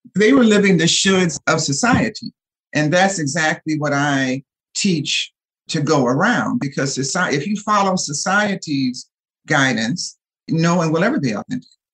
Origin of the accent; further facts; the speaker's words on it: Detroit, Michigan, United States; now in Los Angeles, United States; I grew up in Detroit, Michigan